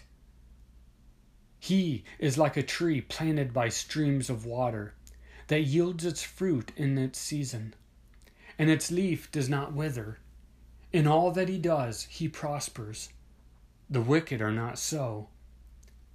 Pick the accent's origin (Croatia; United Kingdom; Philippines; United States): United States; Midwest; I grew up in the Midwest, where there are a lot of tornadoes and strong storms